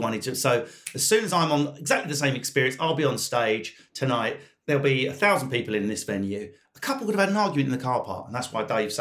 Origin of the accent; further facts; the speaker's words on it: United Kingdom; I'm British